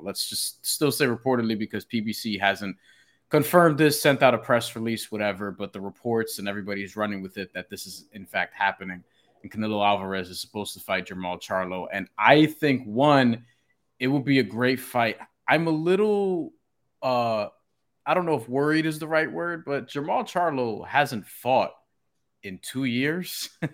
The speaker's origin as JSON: {"language": "English", "country": "Puerto Rico", "said": "I'm Puerto Rican"}